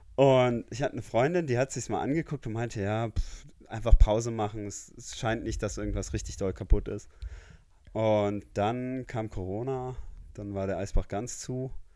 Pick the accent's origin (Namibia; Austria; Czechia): Namibia; moved away as an adult; now in Munich, Germany; ich komme aus Namibia, ähm, bin dort aufgewachsen, wohne jetzt seit zehn Jahren in Deutschland